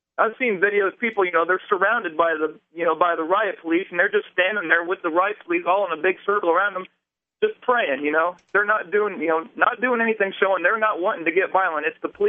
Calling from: Indiana, United States; I'm in Indiana.

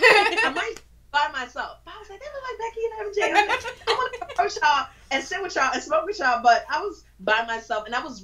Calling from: Bronx, New York, United States; Oh, Bronx.

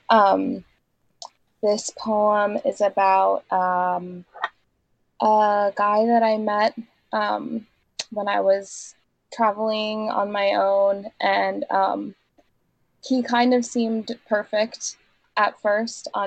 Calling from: Vermont, United States; I'm in southern Vermont right now.

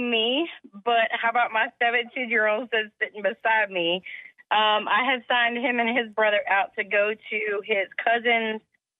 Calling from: Somerville, Massachusetts, United States; I'm from Somerville.

